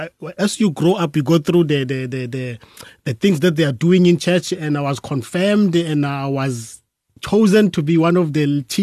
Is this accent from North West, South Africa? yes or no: yes; Mahikeng, North West, South Africa; moved away as an adult; also born or lived in Durban; now in Cape Town, South Africa; Coming from Khayelitsha. Originally, I'm from northwestern region. Mm-hmm. That's in Mafikeng, Mabatu, those who know that area there. I grew up there, and then in 1994, I went to Durban to do my studies there.